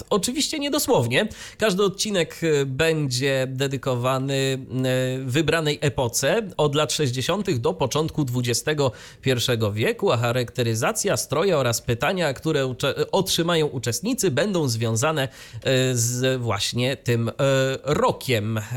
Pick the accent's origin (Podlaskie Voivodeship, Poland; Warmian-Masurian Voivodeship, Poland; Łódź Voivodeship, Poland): Warmian-Masurian Voivodeship, Poland; Iława; ale tam w odcinku wigilijnym było nawiązanie do mojego rodzinnego miasta.